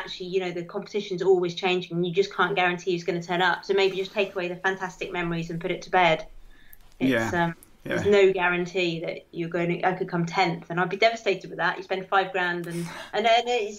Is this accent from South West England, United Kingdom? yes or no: yes; Dartmoor, South West England, United Kingdom; moved away; I grew up on Dartmoor